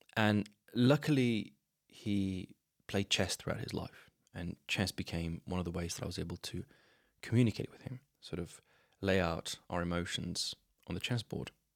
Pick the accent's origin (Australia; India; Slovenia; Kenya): Slovenia; I grew up in Slovenia. I still live here